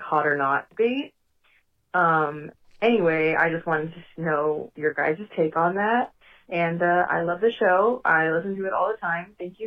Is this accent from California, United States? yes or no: yes; Bay Area, California, United States; I am from the Bay Area, California